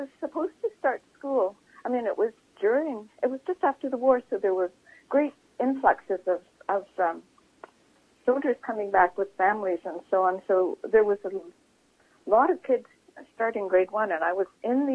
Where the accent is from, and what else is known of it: Vancouver, British Columbia, Canada; born or raised there; also born or lived in Chilliwack, British Columbia